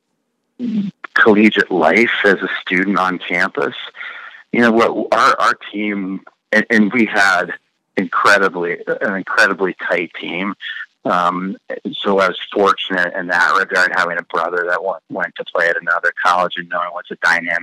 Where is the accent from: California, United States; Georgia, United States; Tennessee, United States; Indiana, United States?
Indiana, United States; Carmel; Growing up in Carmel